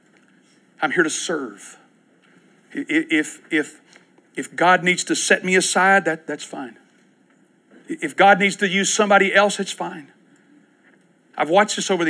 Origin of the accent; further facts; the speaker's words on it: Winchester, Kentucky, United States; now in Oklahoma City, United States; I grew up in Winchester, Kentucky.